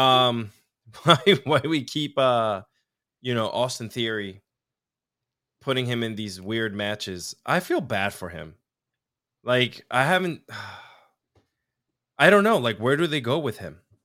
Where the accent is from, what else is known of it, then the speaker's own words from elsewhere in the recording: Mayagüez, Puerto Rico; I was born in Centro Medico, Mayagüez, Puerto Rico, which is southwest, I, part of the island, which is about three and a half hours from San Juan. Um, I grew up on the beach